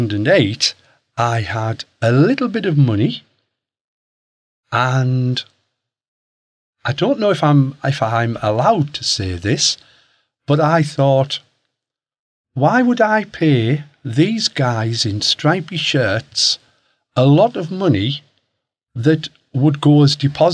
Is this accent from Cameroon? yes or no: no; Hartlepool, North East England, United Kingdom; I'm from Hartlepool, up in the northeast.